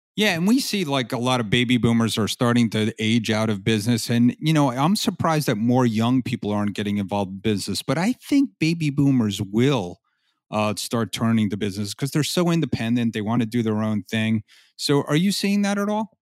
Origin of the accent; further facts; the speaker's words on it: Florida, United States; I'm from Florida